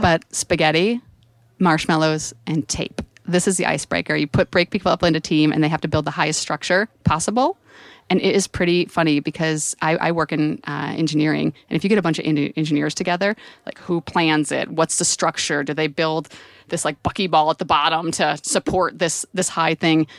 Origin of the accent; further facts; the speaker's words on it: San Francisco, California, United States; if you can tell from my accent, I'm from San Francisco